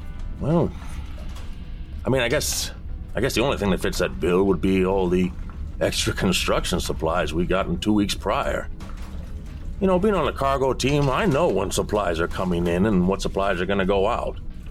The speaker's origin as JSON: {"language": "English", "region": "the West", "country": "United States", "tie": "born or raised there", "said": "Growing up in the West, as you can imagine, I had a lot of Latin food."}